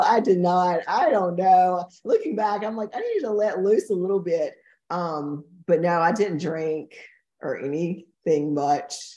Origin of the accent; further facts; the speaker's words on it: Fairmont, North Carolina, United States; We're from Fairmont, which is a really small town